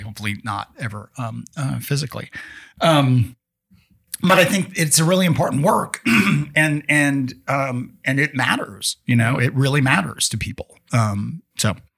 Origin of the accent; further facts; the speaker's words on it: Tacoma, Washington, United States; I grew up in Tacoma, Washington